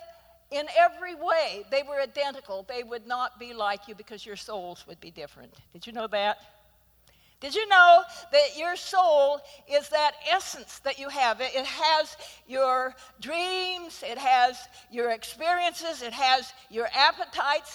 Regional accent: Idaho, United States; moved away; being from Idaho

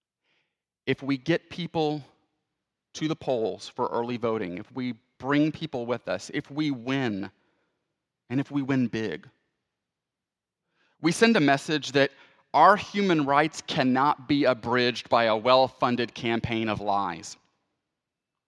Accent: Houston, Texas, United States; my hometown of Houston

